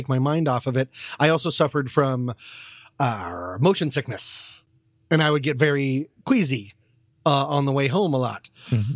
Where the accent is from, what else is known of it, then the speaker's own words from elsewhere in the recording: Vienna, Virginia, United States; growing up in Vienna, Virginia, I went to a private elementary school